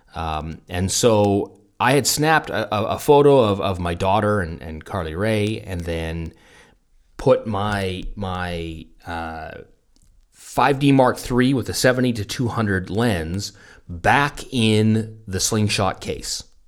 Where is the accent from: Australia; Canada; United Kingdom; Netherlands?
Canada; near Fort Langley, British Columbia; moved away; also born or lived in Munich; Fort Langley, British Columbia, so cu, somewhere near my hometown